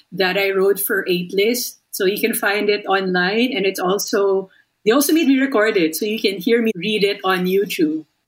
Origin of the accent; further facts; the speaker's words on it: Philippines; we're Filipino